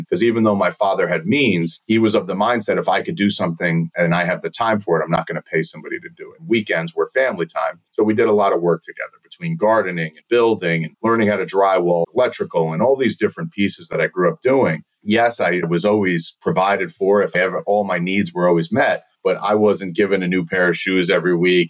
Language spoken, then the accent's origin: English; border of New York City and Long Island, United States; also born or lived in Turkey; I grew up six miles from John F. Kennedy Airport, right? So on the border of New York City and Long Island